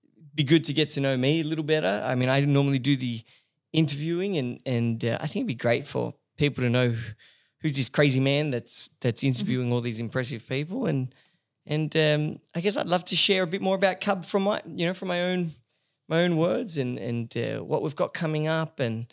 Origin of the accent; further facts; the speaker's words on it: Paris, Île-de-France, France; also born or lived in Sydney, Australia; I was born here in Sydney, and I grew up in, like most people know, I did my high schooling and a bit of uni in Paris.